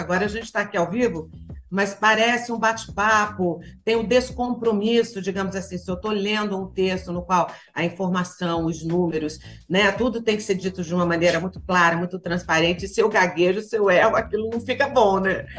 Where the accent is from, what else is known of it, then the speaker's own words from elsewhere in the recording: Goiânia, Goiás, Brazil; Eu nasci em Goiânia